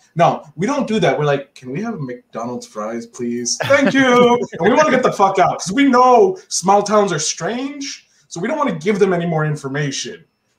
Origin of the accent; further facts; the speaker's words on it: Canada; Look, I'm a Canadian.